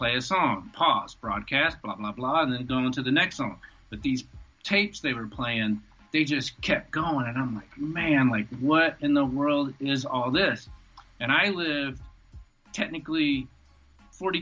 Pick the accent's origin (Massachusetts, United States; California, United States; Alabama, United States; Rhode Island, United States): Alabama, United States; moved away; also born or lived in Atlanta; while I was in Alabama, I grew up in the woods